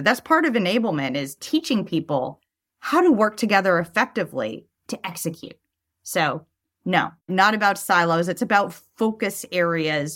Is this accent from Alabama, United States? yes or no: no; Los Angeles, California, United States; accent: Valley Girl; I grew up in Sherman Oaks